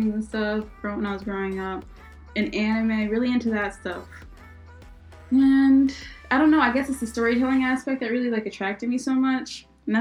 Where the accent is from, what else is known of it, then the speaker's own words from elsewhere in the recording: Philadelphia, Pennsylvania, United States; also born or lived in Israel; I was born in Israel and I was brought over to Philadelphia, America, when I was 3 years old. And I've lived in Philly